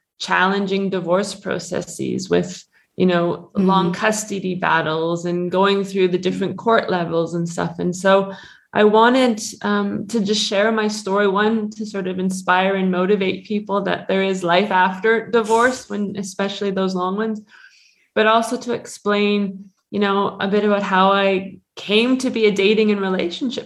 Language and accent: English; Canada; moved away as an adult; now in Switzerland; I'm originally from Canada, but I've been living in Switzerland now for 21 or 22 years.